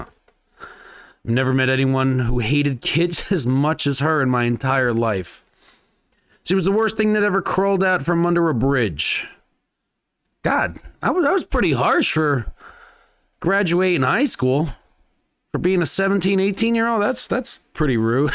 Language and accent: English; New Jersey, United States; now in Las Vegas, United States; my hometown, New Jersey